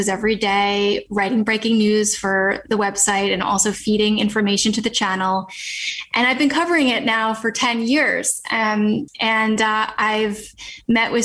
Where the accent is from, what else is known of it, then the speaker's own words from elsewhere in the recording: a suburb of New York City, United States; I'm from New York. I grew up in a suburb of New York City